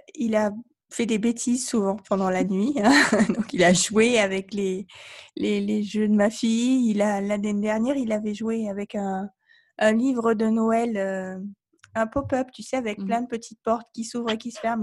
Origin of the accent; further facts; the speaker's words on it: Provence-Alpes-Côte d'Azur, France; je suis française euh, d'origine de Provence, donc il y a une vraie tradition en Provence